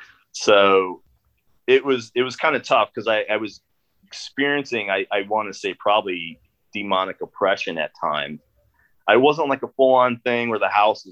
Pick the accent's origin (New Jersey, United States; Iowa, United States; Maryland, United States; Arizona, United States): Iowa, United States; Northeast; I grew up, born and raised in Northeast Iowa, a small farming community